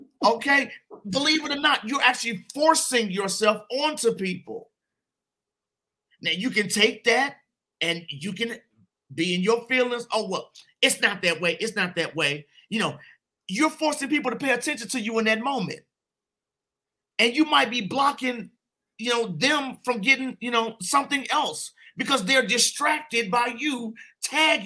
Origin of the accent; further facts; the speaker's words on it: Chicago, Illinois, United States; moved away as an adult; now in Denver, United States; a Black man over 18, growing up in Chicago